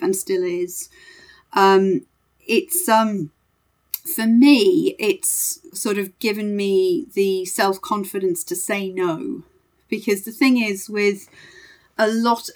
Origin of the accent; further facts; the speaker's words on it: Sunderland, North East England, United Kingdom; moved away; also born or lived in Leeds / Harrogate / Cobham; I'm originally from Sunderland